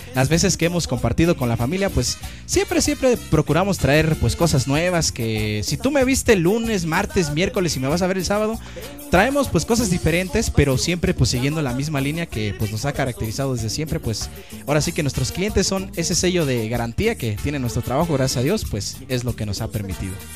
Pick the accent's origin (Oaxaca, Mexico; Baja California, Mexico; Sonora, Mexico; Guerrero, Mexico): Oaxaca, Mexico; Santo Domingo de Guzmán; moved away; Nosotros vinemos, así como dicen ustedes, directamente desde la República Hermana de Santo Domingo de Guzmán, Huaca, México